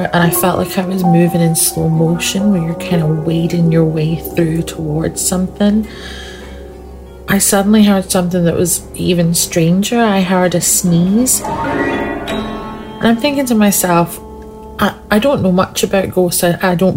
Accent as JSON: {"language": "English", "region": "Scotland", "country": "United Kingdom", "tie": "born or raised there", "said": "where I grew up in Scotland"}